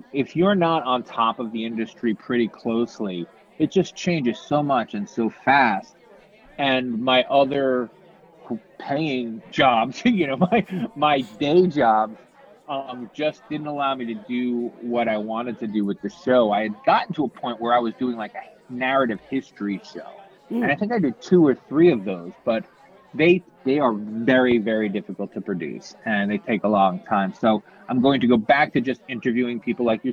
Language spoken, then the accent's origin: English; suburban New Jersey, United States; moved away; I grew up in, you know, suburban New Jersey